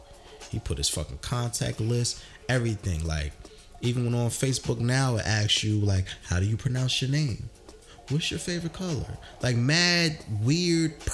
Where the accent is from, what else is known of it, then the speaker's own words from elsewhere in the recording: New Jersey, United States; I'm from Jersey